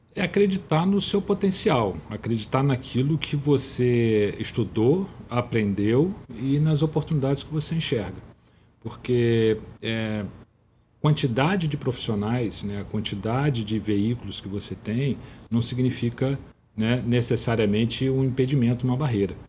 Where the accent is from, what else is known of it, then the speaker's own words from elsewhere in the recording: Teresópolis, Rio de Janeiro, Brazil; moved away as an adult; now in Rio de Janeiro, Brazil; Teresópolis é, é, é um lugar que eu fui criado